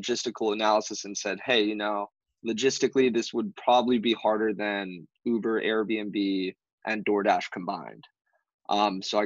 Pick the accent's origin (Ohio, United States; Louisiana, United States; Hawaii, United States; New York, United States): Hawaii, United States; moved away as an adult; now in San Diego, United States; Born and raised in Hawaii